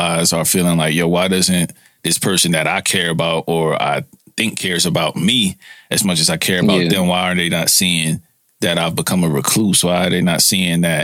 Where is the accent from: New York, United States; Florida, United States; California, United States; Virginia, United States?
New York, United States; New York City; also born or lived in San Francisco Bay Area; I'm from Brooklyn